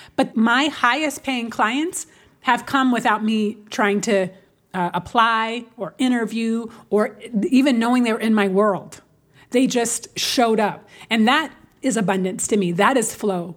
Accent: Seattle, Washington, United States; Because I'm from Seattle, right? Which is, uh, not a very black city at all. It's, especially now, but it was blacker when I grew up.

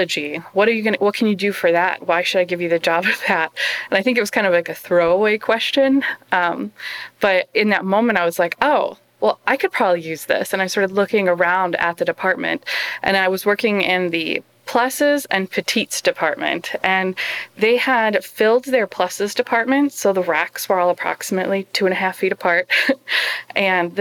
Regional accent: United States; I'm an American

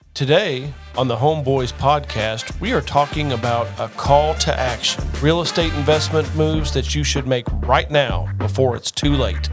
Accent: Rockport, Indiana, United States; my hometown of uh, Rockport, Indiana, just outside of Evansville, southern part of the state

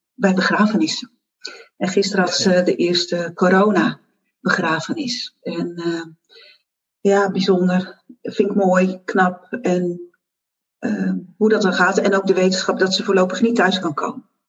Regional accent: Zeeland, Netherlands; moved away; also born or lived in Brabant / Goes; Ik ben Zeeuwse, dat weet je. En ik ben terug naar mijn geboortegrond

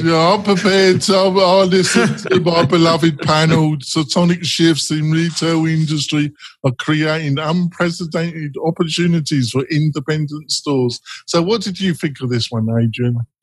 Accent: England, United Kingdom; I'm English.

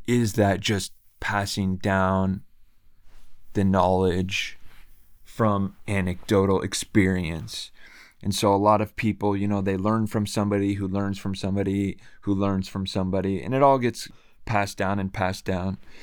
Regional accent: Bay Area, California, United States; also born or lived in Japan; I am from Bay Area, California

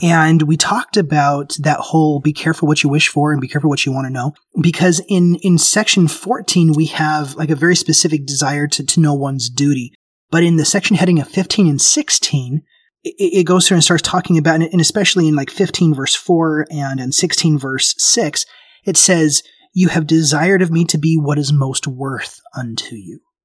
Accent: Memphis, Tennessee, United States; I grew up in Memphis. Tennessee

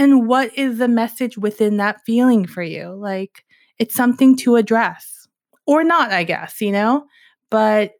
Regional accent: New York, United States; I'm from New York

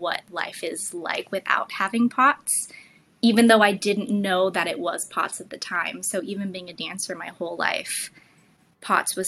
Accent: California, United States; also born or lived in New York; I kind of go back and forth between New York and California, but I grew up in California

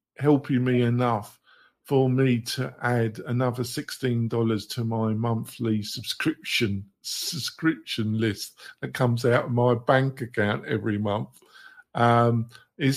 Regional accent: England, United Kingdom; I'm English

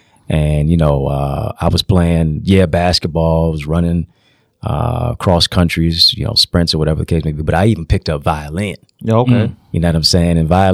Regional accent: Detroit, Michigan, United States; also born or lived in Kingston, Jamaica; I'm from Detroit. So I came right back to Detroit

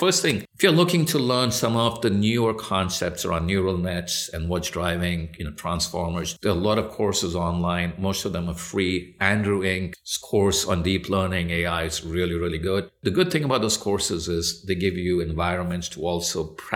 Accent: India; also born or lived in United Kingdom; now in United States; I was born in the U.K., so I have a birthright to British citizenship. My parents are Indian, and I grew up in India

